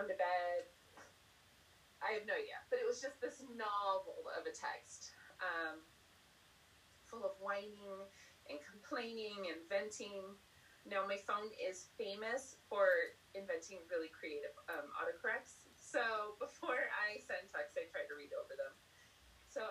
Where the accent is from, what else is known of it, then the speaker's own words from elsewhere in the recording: Southern California, United States; accent: Valley girl; moved away as an adult; also born or lived in Provo, Utah; now in New Mexico, United States; I am from Southern California, born and raised, except for 10 months when I lived in Provo, Utah